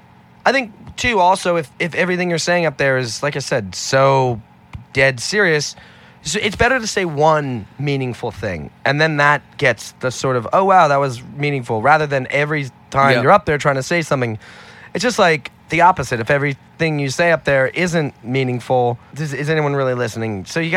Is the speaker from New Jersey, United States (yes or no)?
no; Manhattan, New York, United States; born there; But I was born in Manhattan.